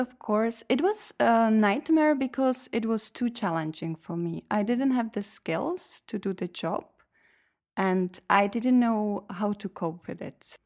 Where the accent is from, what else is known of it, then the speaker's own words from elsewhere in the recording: Czechia; moved away as an adult; now in Belgium; I come from Czech Republic